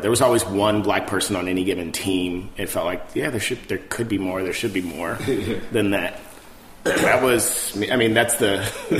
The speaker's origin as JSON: {"language": "English", "region": "Ohio", "country": "United States", "also_born_or_lived": "New York", "moved": "as an adult", "said": "I am from Ohio, and the plan when I moved to New York"}